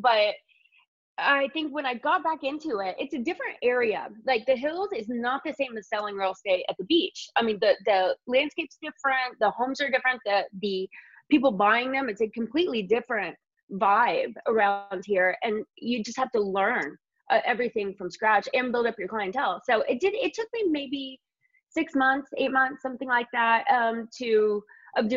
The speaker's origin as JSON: {"language": "English", "region": "Indiana", "country": "United States", "moved": "as an adult", "lives_now": "Los Angeles, United States", "said": "I'm from Indiana"}